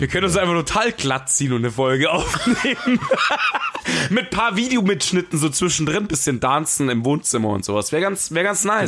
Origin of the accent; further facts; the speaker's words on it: Bavaria, Germany; ich als Bayer